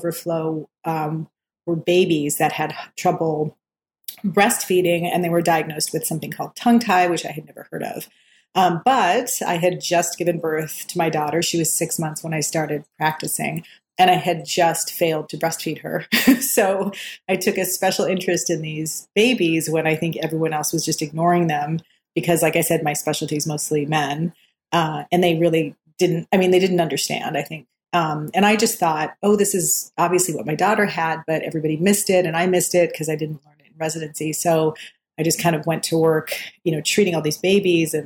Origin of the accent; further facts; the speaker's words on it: Minot, North Dakota, United States; moved away as an adult; also born or lived in Minneapolis, Minnesota / Bronx, New York; I grew up in Minot, North Dakota, in this small town in North Dakota.